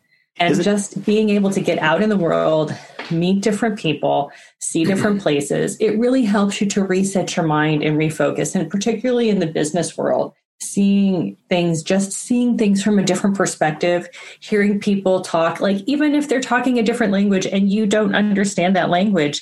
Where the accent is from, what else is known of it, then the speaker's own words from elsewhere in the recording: United States; also born or lived in Japan; I'm American, in America we do it this way